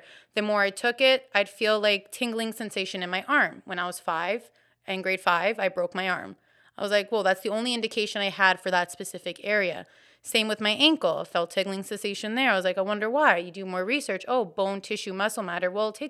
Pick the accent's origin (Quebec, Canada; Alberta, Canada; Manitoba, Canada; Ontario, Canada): Ontario, Canada; Woodbridge; now in Hamilton, Canada; I'm new to Hamilton. I'm from Vaughan.